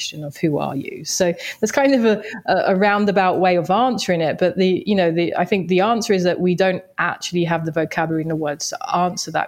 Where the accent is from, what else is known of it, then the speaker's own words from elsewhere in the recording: London, United Kingdom; I grew up in Southeast London